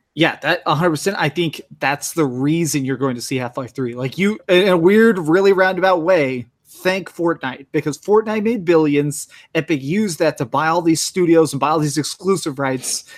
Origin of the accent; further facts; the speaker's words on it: Texas, United States; I grew up in Texas